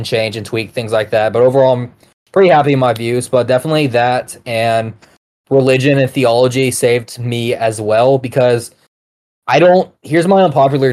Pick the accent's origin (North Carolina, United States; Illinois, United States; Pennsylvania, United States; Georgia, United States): Georgia, United States; I'm from Georgia